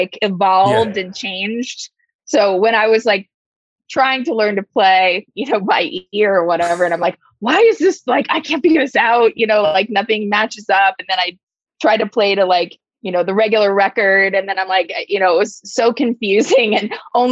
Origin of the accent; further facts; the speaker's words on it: Midwest, United States; I grew up in the Midwest